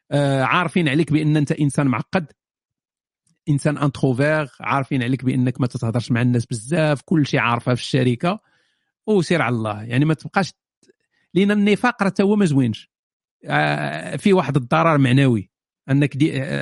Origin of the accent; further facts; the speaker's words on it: Fes, Fès-Meknès, Morocco; انا من فاس … انا من فاس